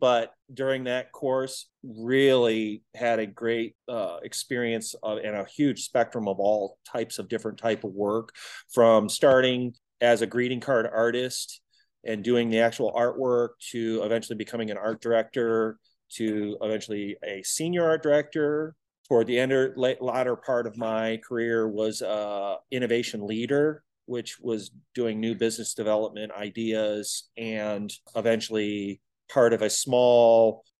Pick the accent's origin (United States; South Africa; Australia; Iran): United States; Detroit, Michigan; now in Kansas City, United States; Originally grew up in Detroit. So I'm not a Kansas City native.